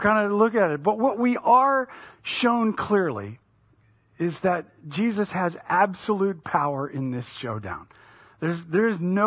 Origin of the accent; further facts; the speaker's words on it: United States; as an American living at the time